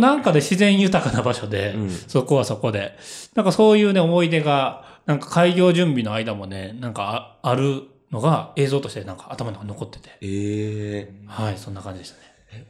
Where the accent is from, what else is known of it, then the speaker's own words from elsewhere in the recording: Mie, Japan; also born or lived in Tanabe, Wakayama / Kushimoto, Wakayama; 結局、なんか17歳まで、はい、えっ、と、基本的には三重県の方で行って